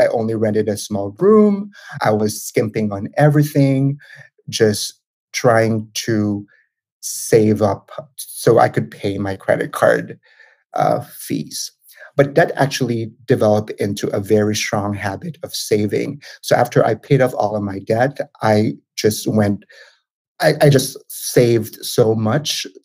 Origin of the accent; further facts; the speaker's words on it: Manila, Metro Manila, Philippines; moved away as an adult; now in United States; I'm originally from the Philippines. So I was born and raised in Manila